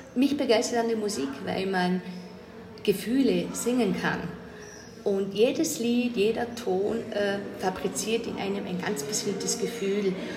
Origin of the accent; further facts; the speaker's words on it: Lustenau, Vorarlberg, Austria; Ich komme aus Vorarlberg und das in, zwar in Lohnau, aus Lustenau, das ist an der Schweizer Grenze